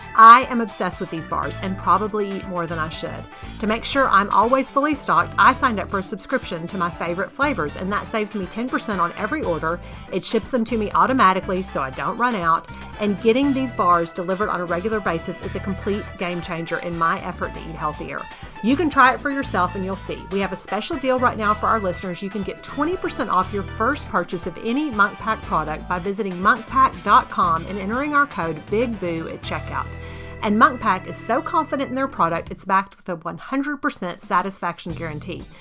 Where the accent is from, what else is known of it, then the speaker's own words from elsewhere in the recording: Texas, United States; as a Texan